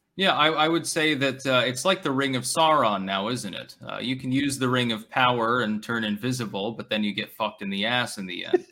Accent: New Hampshire, United States; I was born in New Hampshire.

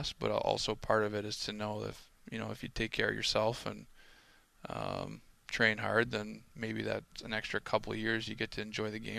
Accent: Cole Harbour, Nova Scotia, Canada; We're from Cole Harbour, but Cole Harbour's in Dartmouth.

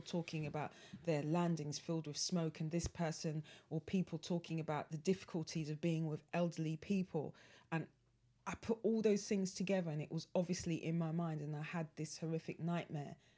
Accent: London, United Kingdom; as a Londoner

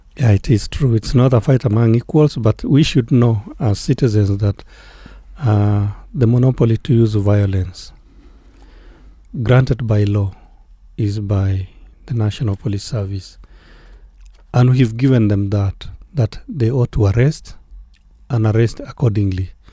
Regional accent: Kenya; as Kenyans

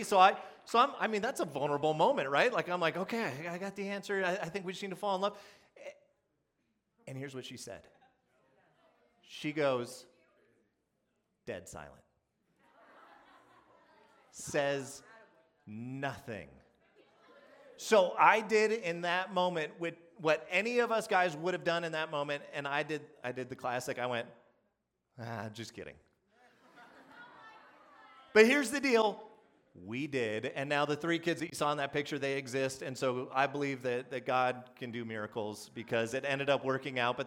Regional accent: Phoenix, Arizona, United States; I'm from Phoenix

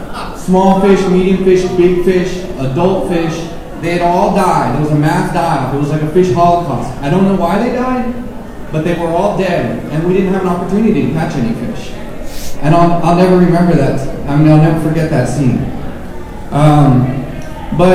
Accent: San Antonio, Texas, United States; I grew up in San Antonio. I left, I came back

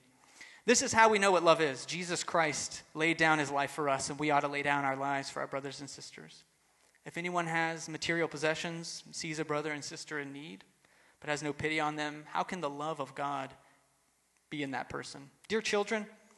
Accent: Texas, United States; I grew up in Texas, so the rules were don't cuss or drink or chew or go with girls who do.

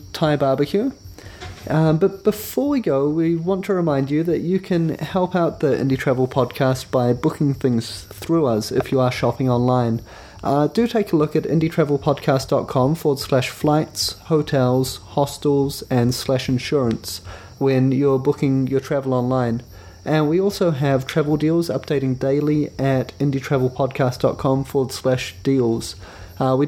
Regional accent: New Zealand; we're from New Zealand

